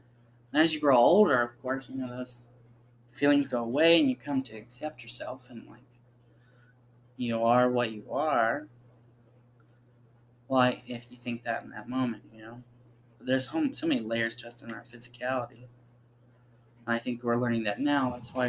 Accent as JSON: {"language": "English", "region": "the South", "country": "United States", "said": "It's just I come from the South and that was kind of ingrained in me"}